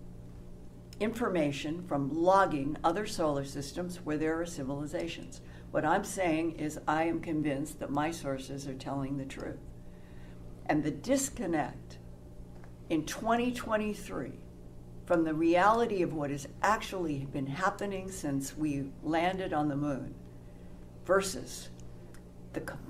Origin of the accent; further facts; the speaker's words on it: United States; as an American growing up in what I thought was a government of, by, and for the people